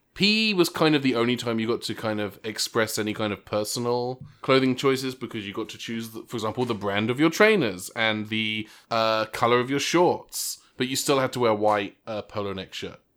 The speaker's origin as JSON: {"language": "English", "region": "England", "country": "United Kingdom", "tie": "born or raised there", "moved": "yes", "said": "the high school in the town I grew up in in England"}